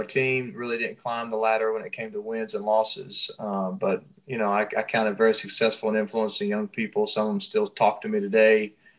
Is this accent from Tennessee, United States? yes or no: yes; Cleveland, Tennessee, United States; now in Flagstaff, United States; I've been living in Flagstaff, Arizona for a few years. I came from Cleveland, Tennessee. I got a wife and four beautiful girls. I pastor a church in Flagstaff.